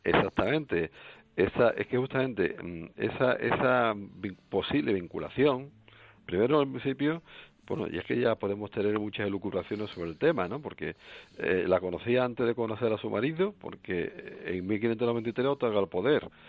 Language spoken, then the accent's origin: Spanish; La Puebla de Cazalla, Andalusia, Spain; de aquí de mi localidad